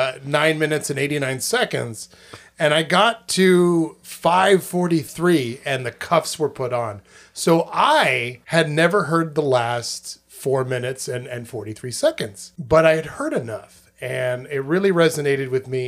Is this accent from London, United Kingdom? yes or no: no; South West England, United Kingdom; Yes, I'm from merry old England, I is. I'm from Cornish. That's a place, right? No, that's yeah. a language. I'm from Cornwall.